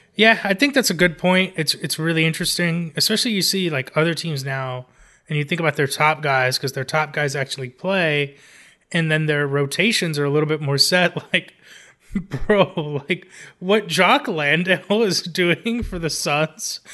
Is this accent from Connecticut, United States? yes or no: no; Los Angeles, California, United States; my hometown, Los Angeles